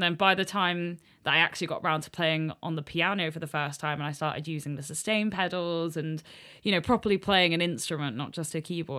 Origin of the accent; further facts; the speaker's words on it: Helston, South West England, United Kingdom; So I'm from a little town in Cornwall called Helston.